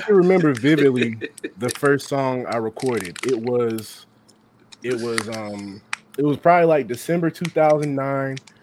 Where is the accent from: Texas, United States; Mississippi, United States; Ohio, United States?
Ohio, United States; Cincinnati; also born or lived in Norwood, Ohio; I'm growing up on the east side, Pleasant Ridge to be exact, the edge of Pleasant Ridge